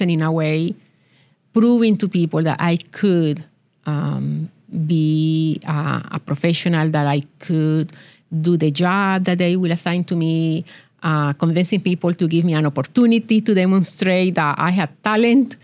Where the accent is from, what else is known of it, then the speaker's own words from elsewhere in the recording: Colombia; English is a second language; moved away as an adult; now in Tulsa, United States; I was born in Colombia. I grew up in there, and I attended college